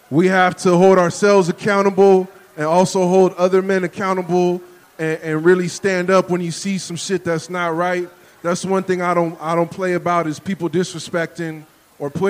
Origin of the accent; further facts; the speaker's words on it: San Francisco, California, United States; I'm from San Francisco. I'm from the Bay Area. I grew up with Latinos, black, white, Asian, Pacific Islander, Palestinian.